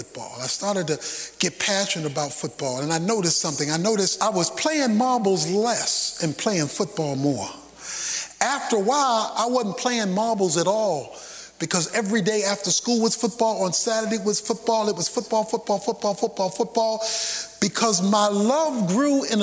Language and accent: English; Baltimore, Maryland, United States; When I was a boy growing up in Baltimore as a young kid